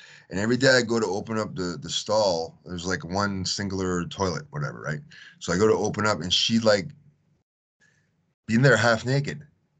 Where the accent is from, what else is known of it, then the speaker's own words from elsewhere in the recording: Tennessee, United States; now in Houston, United States; being me, so from Tennessee, I was living in Houston at the time, Texas, right?